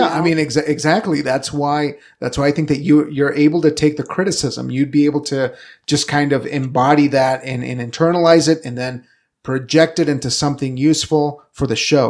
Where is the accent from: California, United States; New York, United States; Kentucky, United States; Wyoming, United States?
Wyoming, United States; Evanston; also born or lived in Casper, Wyoming; going from, from Evanston where we grew up to, to Casper